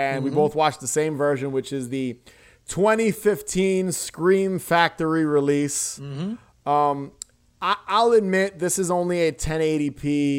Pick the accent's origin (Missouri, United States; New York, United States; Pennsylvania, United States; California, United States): New York, United States; New York City; being a New Yorker.